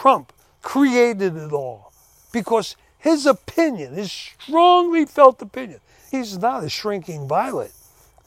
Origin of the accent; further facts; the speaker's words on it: United States; I'm an American